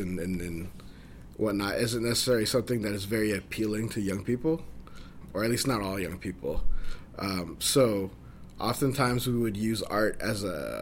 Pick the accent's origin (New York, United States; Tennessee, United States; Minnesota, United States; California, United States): California, United States; Pittsburg; I'm from the East Bay. I grew up in Pittsburgh, California